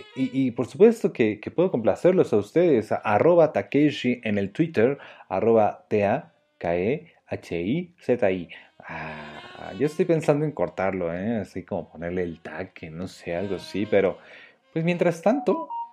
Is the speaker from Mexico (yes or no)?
yes; Mexico; somos mexicanos